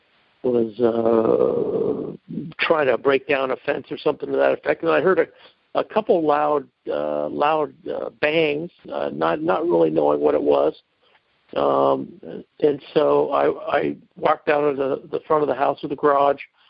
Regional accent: Rancho Cordova, California, United States; I grew up in Rancho Cordova, California

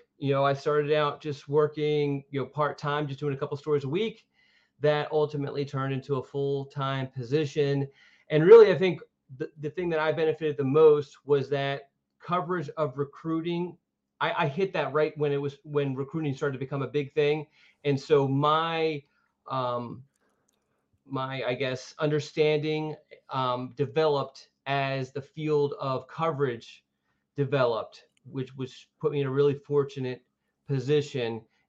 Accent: Philadelphia, Pennsylvania, United States; moved away as an adult; most of the people know I'm from Philadelphia, moved down here to go to school and trying to find something

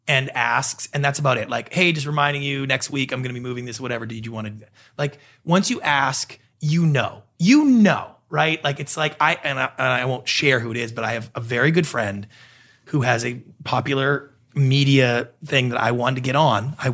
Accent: Canada; moved away as an adult; now in Los Angeles, United States; I'm a Canadian.

